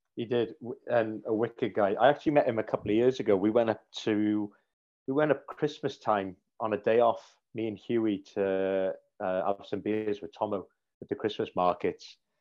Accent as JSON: {"language": "English", "town": "Cardiff", "region": "Wales", "country": "United Kingdom", "moved": "as an adult", "lives_now": "Sheffield, United Kingdom", "said": "all the family, all the grandparents and aunts and uncles, cousins, we're all down in Cardiff still"}